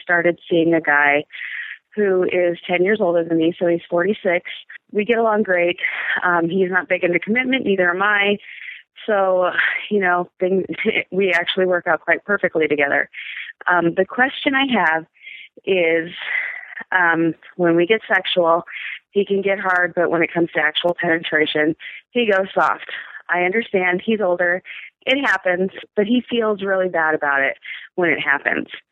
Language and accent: English; Midwest, United States; I am from the Midwest, 36 year old straight woman, divorced